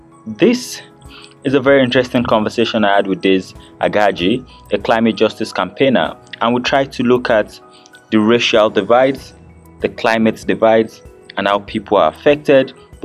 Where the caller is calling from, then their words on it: Abuja, Federal Capital Territory, Nigeria; And I'm podcasting from Abuja, Nigeria